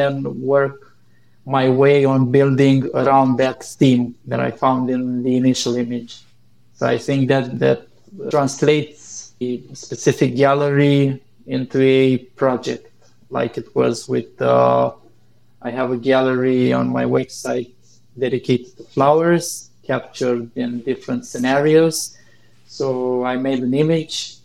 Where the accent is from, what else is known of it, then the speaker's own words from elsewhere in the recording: Romania; my home country